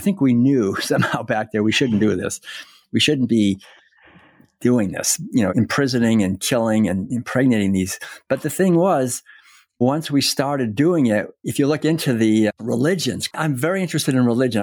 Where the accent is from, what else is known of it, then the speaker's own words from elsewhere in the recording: Concord, Massachusetts, United States; moved away as an adult; I was born and raised in Concord, Massachusetts